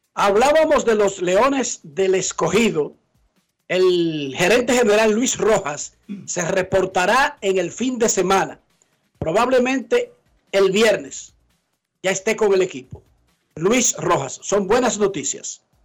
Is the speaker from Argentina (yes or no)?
no; Santo Domingo Oeste, Distrito Nacional, Dominican Republic; yo soy de Buenos Aires de Herrera